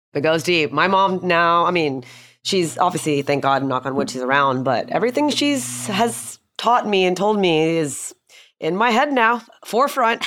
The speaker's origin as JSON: {"language": "English", "town": "Houston", "region": "Texas", "country": "United States", "tie": "born or raised there", "said": "I grew up in Houston"}